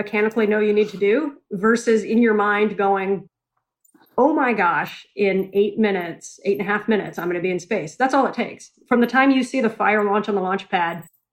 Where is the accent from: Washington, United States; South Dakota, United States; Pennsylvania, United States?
Washington, United States; Spokane; I grew up out in Spokane, Washington